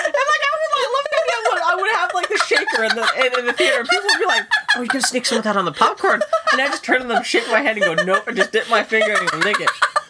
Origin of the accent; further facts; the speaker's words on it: Pittsburgh, Pennsylvania, United States; now in Portland, United States; So I grew up in Pittsburgh